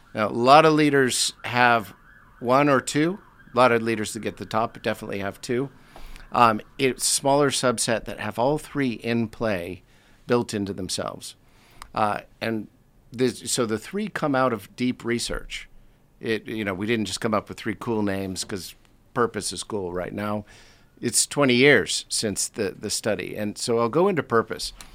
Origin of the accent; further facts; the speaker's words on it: United States; moved away as an adult; now in London, United Kingdom; I was born in the States, uh, came over here about twenty-eight years ago for a one-year assignment